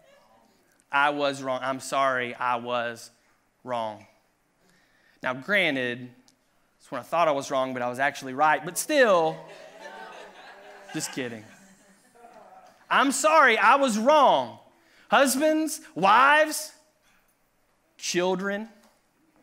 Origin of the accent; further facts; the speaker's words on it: Tennessee, United States; I grew up in Tennessee